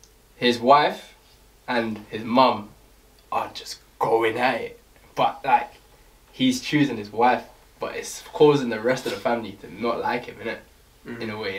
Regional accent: Jamaica; I'm Jamaican.

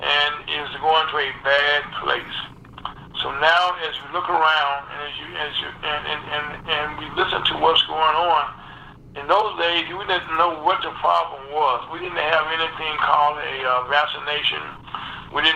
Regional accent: Delta, Louisiana, United States; I was born in Delta, Louisiana, down in the Delta, and that's the lowland

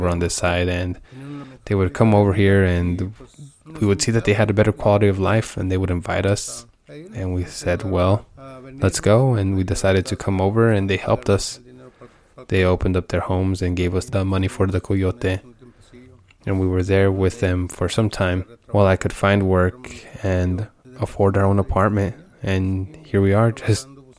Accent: Guadalajara, Jalisco, Mexico; moved away as an adult; now in United States; Okay, I was born in Guadalajara, Jalisco. I grew up there with my parents.

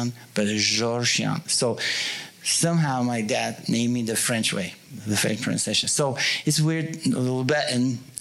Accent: Bulgaria; now in United States; when I was in Bulgaria, I was part of communist

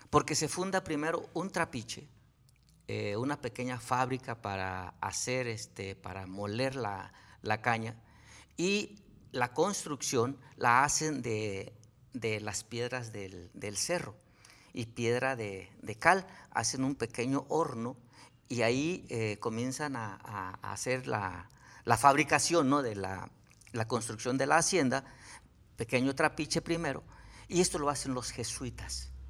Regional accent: Tenextepango, Morelos, Mexico; soy originario de Tenextepango.

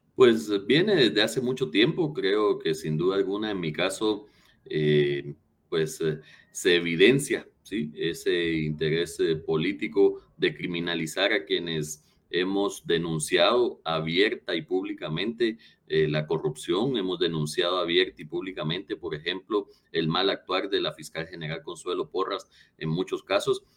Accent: Guatemala; hemos ganado como guatemaltecos

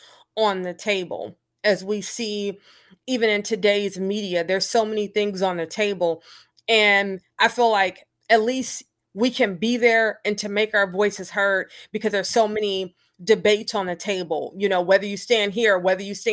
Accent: Detroit, Michigan, United States; now in Kalamazoo, United States; growing up in Detroit

